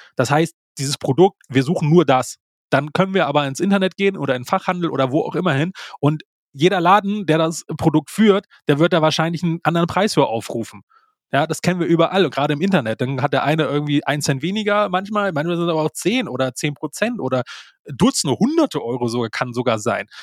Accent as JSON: {"language": "German", "country": "Germany", "said": "bei uns in Deutschland"}